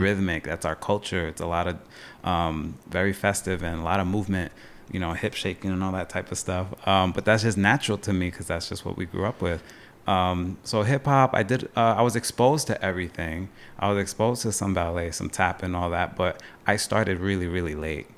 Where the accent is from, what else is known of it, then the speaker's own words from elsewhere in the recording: Long Island, New York, United States; moved away as an adult; also born or lived in Potsdam, New York; now in Plattsburgh, United States; I'm originally from Long Island. Uh, family's from Long Island, New York City. That's been my vibe growing up